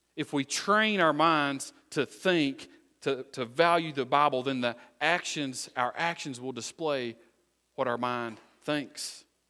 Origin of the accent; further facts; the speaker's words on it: United States; I'm originally from Wise County